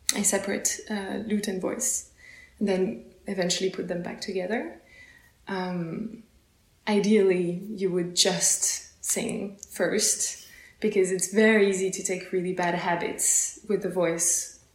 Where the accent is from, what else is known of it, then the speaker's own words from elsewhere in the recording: close to Paris, Île-de-France, France; now in Basel, Switzerland; I come from France, uh, close from close to Paris